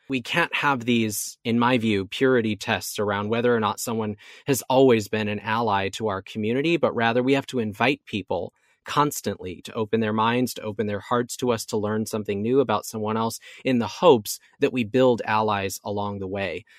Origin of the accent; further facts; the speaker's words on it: Oregon, United States; moved away as an adult; now in Orlando, United States; my home state of Oregon